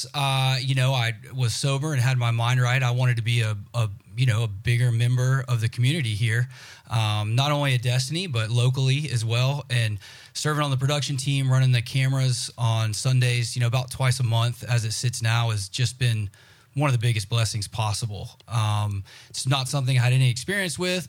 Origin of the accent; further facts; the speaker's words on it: Jacksonville, Florida, United States; moved away; I am from Jacksonville, Florida, originally